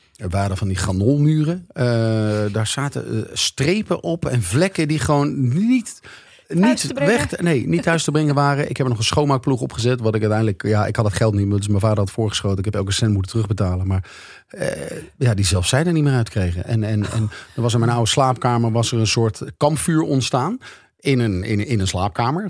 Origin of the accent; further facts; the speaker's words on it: Leusden, Utrecht, Netherlands; mijn ouderlijke huis, waar ik ben opgegroeid